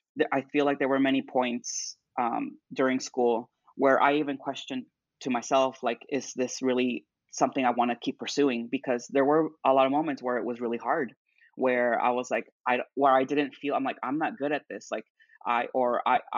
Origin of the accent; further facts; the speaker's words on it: Duluth, Georgia, United States; also born or lived in Atlanta, Georgia; I'm originally from Duluth, Georgia, so just about 30, 40 minutes north